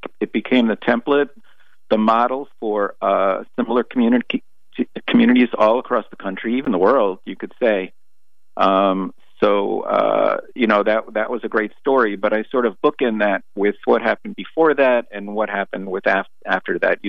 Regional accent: Woodmere, New York, United States; I grew up in Woodmere, and in the 60s and 70s

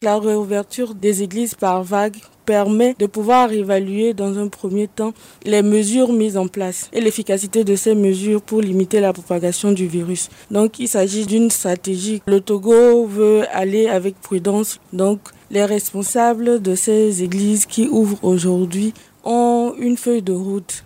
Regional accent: Guinea; now in Lille, France; je suis guinéenne et je suis actuellement étudiante à Polytech Lille

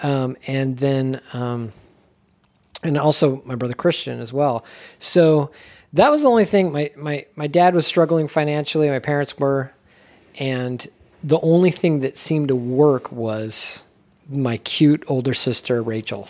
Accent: California, United States; moved away; also born or lived in Ogden, Utah / St. George, Utah; So I was born in Ogden but raised in California. I was one years old.

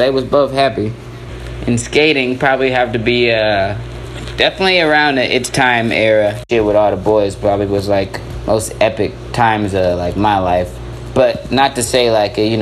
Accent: Colorado Springs / Denver, United States; I'm from Colorado Springs, but at the same time I kind of grew up in Denver as well. Like, since I was a kid

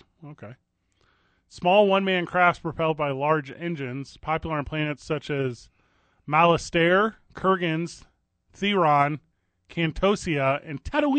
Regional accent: Midwest, United States; I was like, yeah, I grew up in the Midwest.

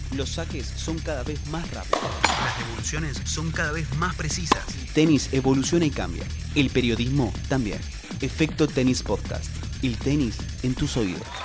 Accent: Burundi; now in United States; soy de Burundi

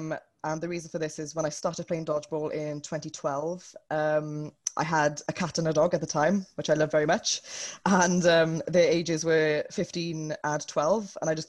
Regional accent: Wales, United Kingdom; I'm from Wales, which is a country in the United Kingdom.

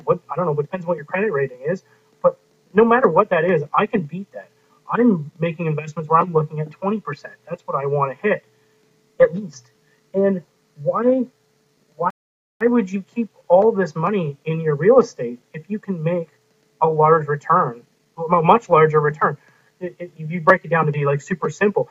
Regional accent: Canada; I'm the Canadian investing in the U.S.

